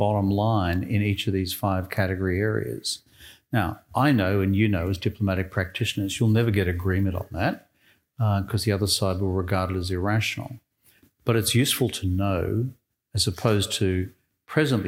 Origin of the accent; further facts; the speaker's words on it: Australia; moved away as an adult; I'm an Australian